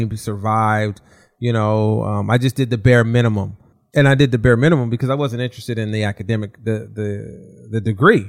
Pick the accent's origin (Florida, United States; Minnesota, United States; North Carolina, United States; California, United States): California, United States; Southern; now in Walnut Creek, United States; I grew up in Southern California